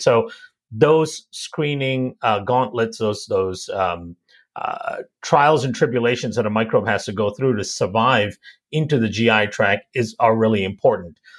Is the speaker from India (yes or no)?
yes; India; I also was born and raised in India